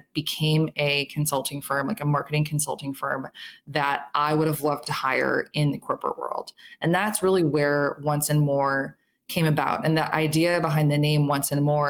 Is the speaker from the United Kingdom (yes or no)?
no; Chicago, Illinois, United States; also born or lived in Minneapolis; So I'm from Chicago. I live in Chicago now